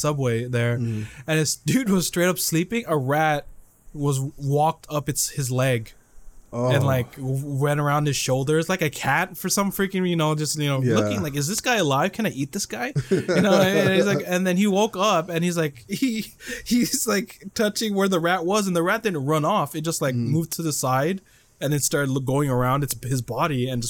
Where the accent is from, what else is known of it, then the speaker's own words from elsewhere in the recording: Philippines; now in United States; I'm from the Philippines